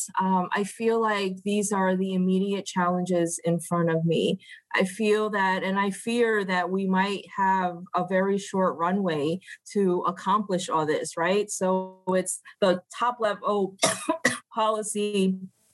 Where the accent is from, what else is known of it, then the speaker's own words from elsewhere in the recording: United States; as an Asian American born and raised in the United States